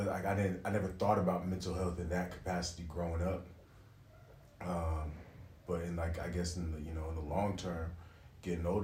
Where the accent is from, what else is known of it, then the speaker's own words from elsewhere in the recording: California, United States; now in Paris, France; Uh, originally from uh, California, but you know, live here in Paris now. Uh, I'm of Jamaican descent.